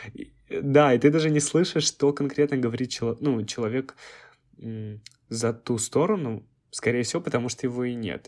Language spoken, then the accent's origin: Russian; Krasnoyarsk, Krasnoyarsk Krai, Russia; moved away; в моем родном городе Красноярске.